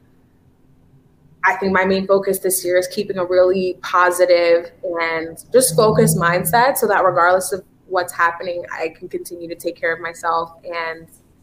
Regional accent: Haiti; I'm Haitian actually

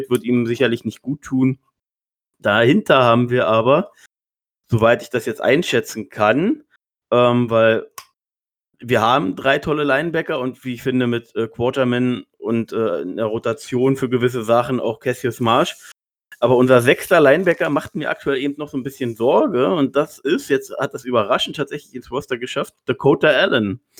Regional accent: Berlin, Germany; Gerade als Berliner feiere ich sowas ja immer

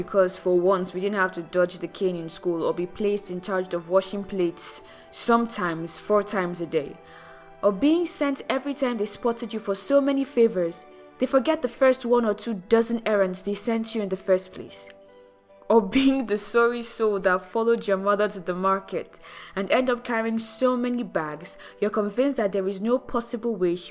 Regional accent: Nigeria; a Nigerian spoken word artist

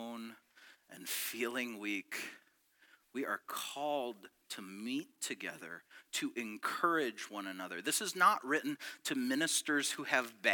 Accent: near Detroit, Michigan, United States; also born or lived in Petoskey, Michigan; I was born in Petoskey, and then we moved down near Detroit, and it was in the 80s

